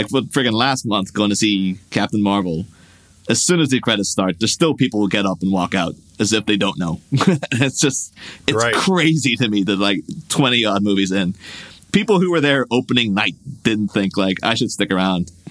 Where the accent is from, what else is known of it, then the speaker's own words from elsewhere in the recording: Ireland; my hometown in Ireland